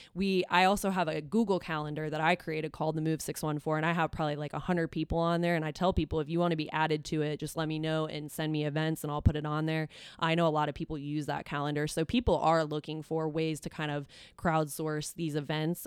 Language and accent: English; Columbus, Ohio, United States; born or raised there; also born or lived in Dublin, Ohio